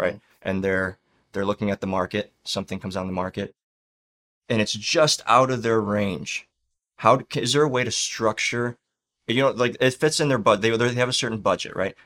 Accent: Chicago, Illinois, United States; now in Florida, United States; we're both from Chicago

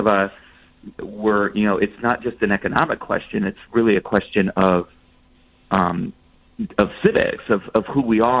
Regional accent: Akron, Ohio, United States; the one in my hometown in Akron, Ohio

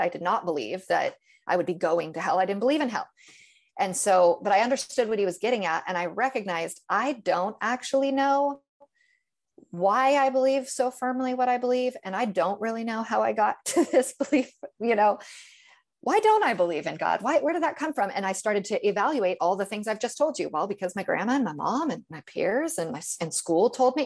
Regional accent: Northern California, United States; now in Tennessee, United States; I grew up in Northern California, which is a, it's an easy place

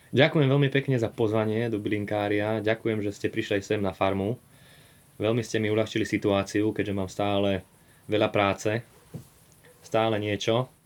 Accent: Dolný Kalník, Žilina Region, Slovakia; Mali sme aj také pekné detstvo tu na farme

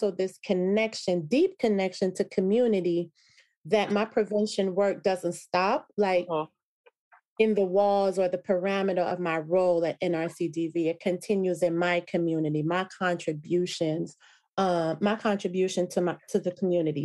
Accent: Jamaica; moved away; I was a proud immigrant from Jamaica, right? And so that's one of the things that I remember from growing up as a child in Jamaica

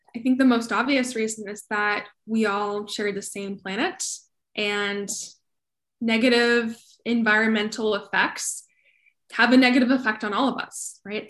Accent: Colorado, United States; now in Austin, United States; I grew up in Colorado

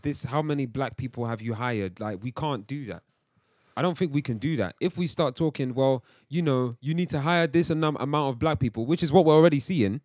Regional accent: England, United Kingdom; also born or lived in Nigeria (heritage); I've also grown up around English culture too, quote unquote, English culture

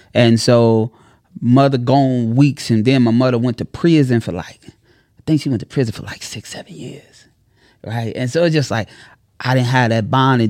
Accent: Chicago, Illinois, United States; I'm from Chicago

